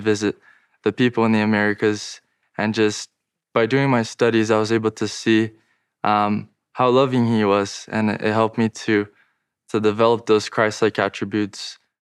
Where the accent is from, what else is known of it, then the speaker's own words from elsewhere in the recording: Brazil; I'm from Brazil